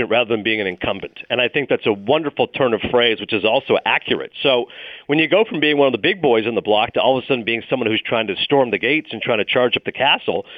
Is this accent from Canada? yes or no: yes; Ontario, Canada; moved away as an adult; also born or lived in Toronto, Ontario / Bristol, Connecticut; now in New York, United States; Even though I was born in Toronto, I grew up in a small town. From ages 11 to 18, I lived in Morvan, Ontario, population 500